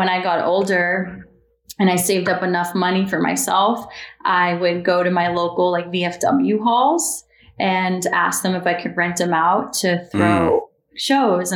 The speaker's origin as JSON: {"language": "English", "town": "Paxton", "region": "Massachusetts", "country": "United States", "tie": "born or raised there", "moved": "as an adult", "lives_now": "Los Angeles, United States", "said": "I grew up in central Massachusetts"}